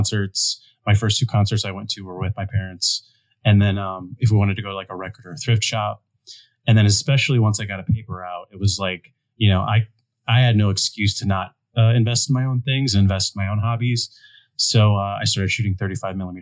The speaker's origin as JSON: {"language": "English", "region": "Ohio", "country": "United States", "tie": "born or raised there", "moved": "yes", "said": "growing up in Ohio"}